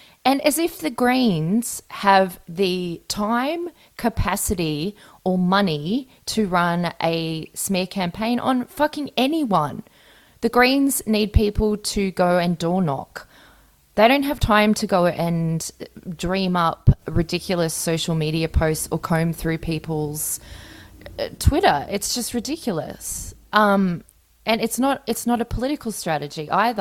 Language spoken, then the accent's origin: English; Brisbane, Queensland, Australia; now in Melbourne, Australia; I am from Brisbane originally